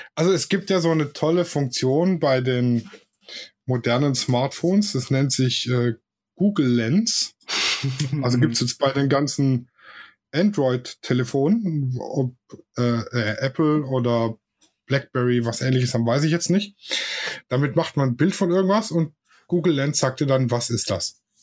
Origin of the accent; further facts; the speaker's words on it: Swabia, Germany; ich bin Schwabe